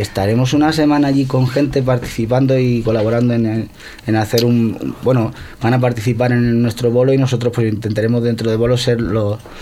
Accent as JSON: {"language": "Spanish", "town": "Santa Coloma de Gramenet", "region": "Catalonia", "country": "Spain", "said": "yo soy de Santa Coloma."}